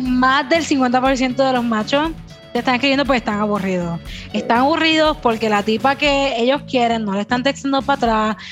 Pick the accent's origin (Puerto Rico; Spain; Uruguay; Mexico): Puerto Rico; first language Spanish; Yo soy bien boricua.